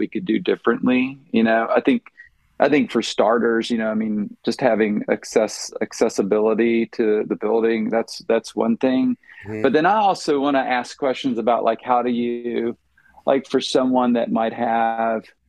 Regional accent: Virginia, United States; moved away as an adult; also born or lived in Oklahoma / Wisconsin / Illinois; now in Cleveland, Tennessee, United States; I grew up in Virginia

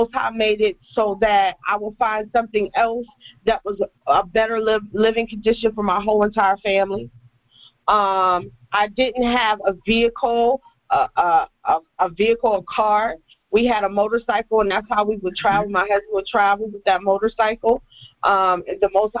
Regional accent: United States; moved away as an adult; now in Belize; I'm from the United States, but I made a journey across the water to live in Belize

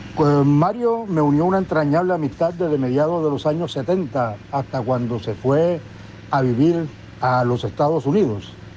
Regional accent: Cartagena, Bolívar, Colombia; periodista cartagenero

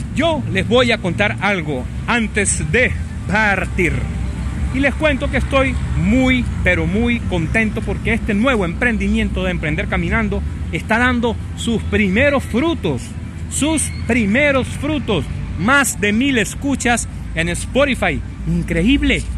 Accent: Venezuela; La mayoría de sus seguidores somos venezolanos

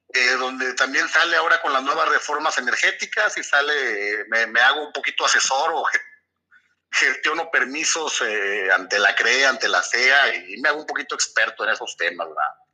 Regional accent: Torreón, Coahuila, Mexico; nací en Torreón, Coahuila, un 29 de diciembre de 1978

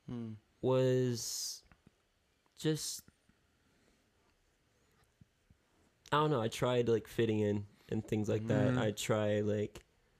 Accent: Ephrata, Pennsylvania, United States; I grew up in Ephrata, PA

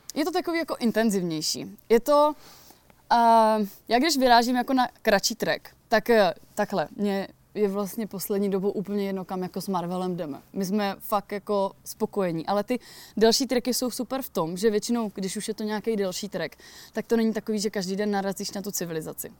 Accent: near the Beskids, Moravian-Silesian Region, Czechia; moved away; pocházím kousíček jako od Beskyt

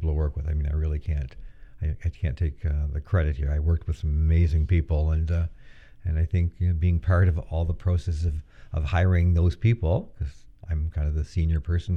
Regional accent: Fredericton, New Brunswick, Canada; moved away as an adult; also born or lived in Waterloo, Ontario; now in Peterborough, Canada; I come from Fredericton, New Brunswick, which is a university town.

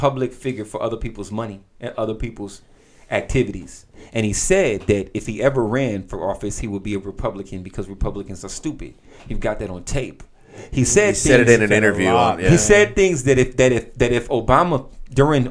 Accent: Southern California, United States; I'm from Southern California

